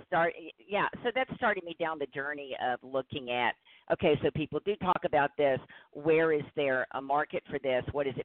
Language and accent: English; New Orleans, Louisiana, United States; moved away as an adult; also born or lived in Indiana; I'm originally from New Orleans, and I had lived there my whole life. I was in my late 50s, and I moved to Indiana